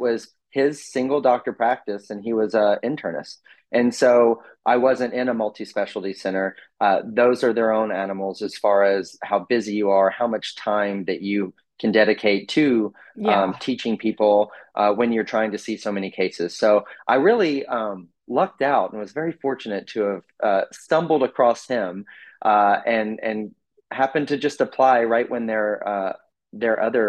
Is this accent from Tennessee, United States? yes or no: yes; Mount Juliet, Tennessee, United States; I'm from Nashville, Tennessee. From a small town. Yeah, it's really fun. From a small town called Mount Juliet, which is just east of Nashville.